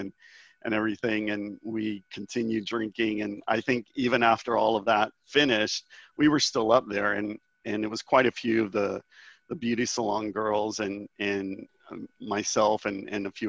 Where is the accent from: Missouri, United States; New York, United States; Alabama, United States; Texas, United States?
Texas, United States; Houston; moved away as an adult; also born or lived in Austin; now in United Kingdom; I was living in Austin, but I'm originally from Houston